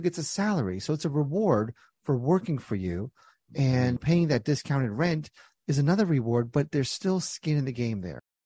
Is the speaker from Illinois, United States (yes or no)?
no; New Jersey, United States; When I was young, born and raised in Jersey